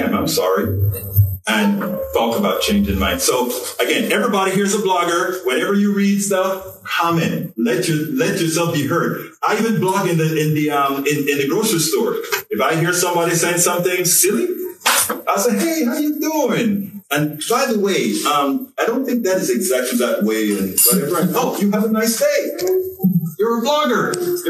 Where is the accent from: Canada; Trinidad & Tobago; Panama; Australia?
Panama; now in United States; I'm an immigrant. I'm from Panama.